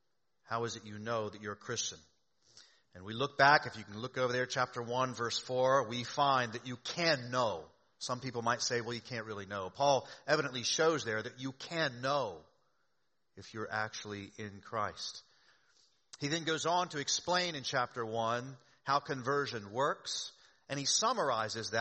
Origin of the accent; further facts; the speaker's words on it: the South, United States; moved away; I grew up in the South.